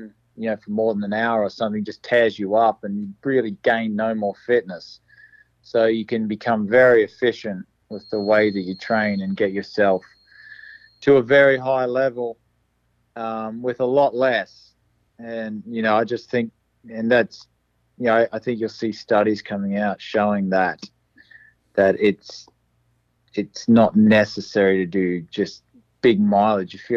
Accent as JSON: {"language": "English", "town": "Toowoomba", "region": "Queensland", "country": "Australia", "tie": "born or raised there", "moved": "yes", "lives_now": "United States", "said": "my hometown Toowoomba"}